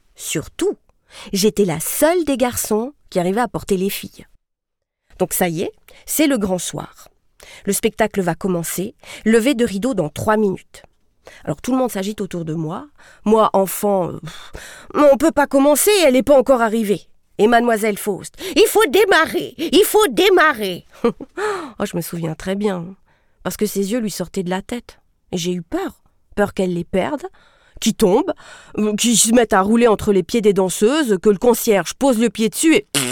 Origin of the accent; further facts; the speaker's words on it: Sierre, Valais, Switzerland; J'ai grandi à Sierre, la ville du soleil